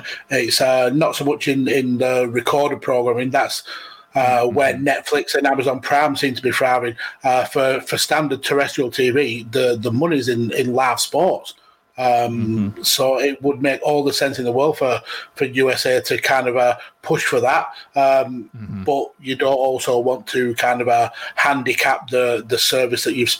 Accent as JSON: {"language": "English", "country": "United Kingdom", "said": "being British"}